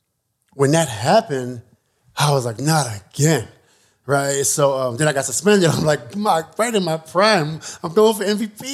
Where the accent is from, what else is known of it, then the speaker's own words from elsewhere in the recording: New York, United States; I'm from New York